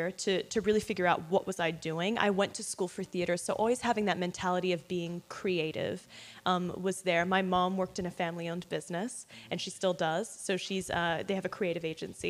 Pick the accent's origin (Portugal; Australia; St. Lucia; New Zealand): Australia; moved away as an adult; also born or lived in London; now in United States; I was born in London, raised in Australia